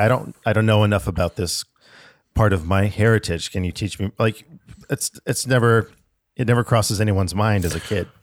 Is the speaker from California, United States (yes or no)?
no; Alaska, United States; I was born up in Alaska